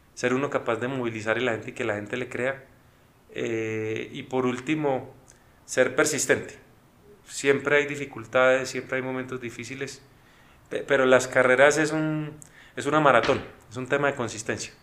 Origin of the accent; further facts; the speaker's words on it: Colombia; nosotros como colombianos